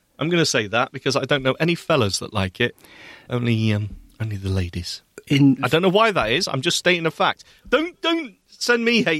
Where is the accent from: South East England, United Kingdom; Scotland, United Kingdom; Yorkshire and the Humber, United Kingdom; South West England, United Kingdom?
South West England, United Kingdom; Bristol; Made in my hometown. I used to go to school next to the fries factory in Brislington in Bristol.